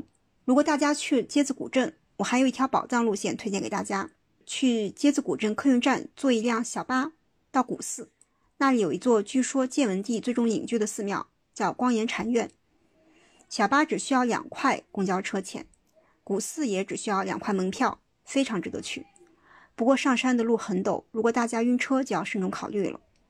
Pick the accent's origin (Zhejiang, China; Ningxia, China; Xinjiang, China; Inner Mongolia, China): Inner Mongolia, China; born there; also born or lived in Beijing / Shenzhen / Xi'an; now in Chengdu, China; 我现在住在成都，确切的说是在成都郊外的青城山脚下。我出生在内蒙农村，后来在北京、深圳、西安都生活过。